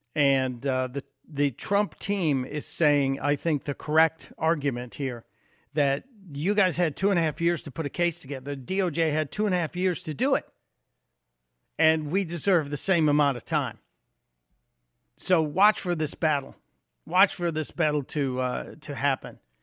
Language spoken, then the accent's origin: English; Illinois, United States; moved away; Say hi to my home state. I miss Illinois